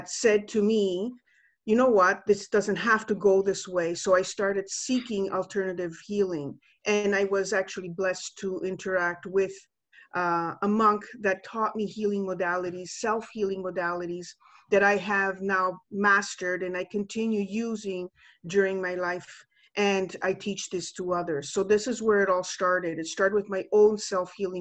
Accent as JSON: {"language": "English", "country": "Canada", "tie": "born or raised there", "also_born_or_lived": "Italy", "moved": "as an adult", "said": "I just came back home because I was born and raised here in Canada."}